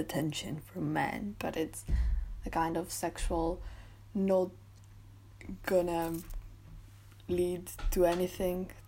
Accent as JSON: {"language": "English", "country": "Greece", "tie": "born or raised there", "moved": "yes", "lives_now": "Bath, United Kingdom", "said": "being born and raised in Greece"}